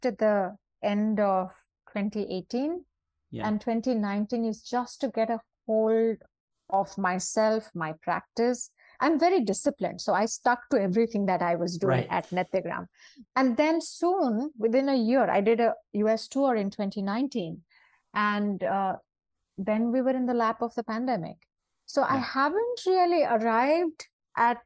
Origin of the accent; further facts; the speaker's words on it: India; as Indian dancers